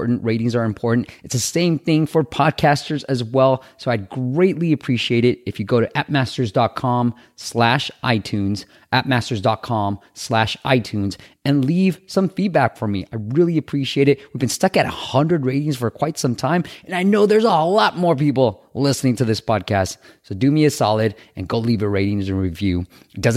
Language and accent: English; Myanmar; moved away; I'm originally from Myanmar, Burma